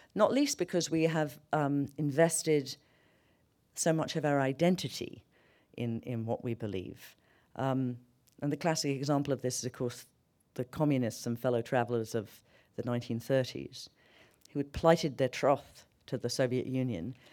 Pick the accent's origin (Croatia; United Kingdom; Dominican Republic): United Kingdom; London; moved away as an adult; now in New York, United States; I grew up in London.